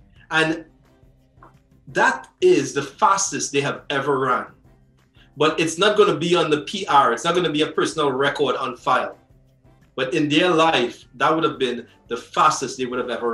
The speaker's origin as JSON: {"language": "English", "country": "Trinidad & Tobago", "said": "I'm from Trinidad."}